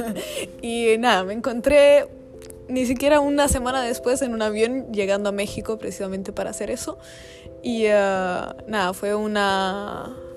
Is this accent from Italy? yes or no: yes; Italy; moved away as an adult; había regresado a Italia, mi país de origen, después de tres años afuera